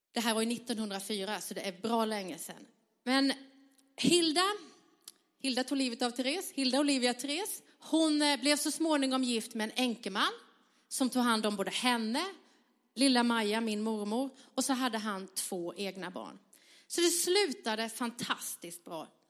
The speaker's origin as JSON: {"language": "Swedish", "region": "southern Sweden", "country": "Sweden", "tie": "born or raised there", "said": "jag är uppvuxen i södra Sverige"}